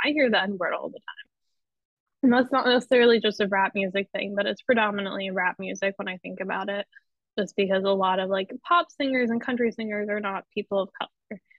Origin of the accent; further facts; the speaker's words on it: Pennsylvania, United States; now in New York City, United States; in my hometown. I will say there's certain places that I would I would try not to take you back in Pennsylvania